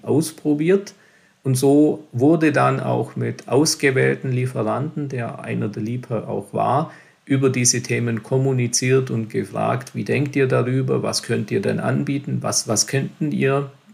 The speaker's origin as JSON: {"language": "German", "town": "Lindenberg im Allgäu", "region": "Bavaria", "country": "Germany", "tie": "born or raised there", "said": "geboren in Lindenburg und aufgewachsen hier in Lindenburg im schönen, beschaulichen Allgäu"}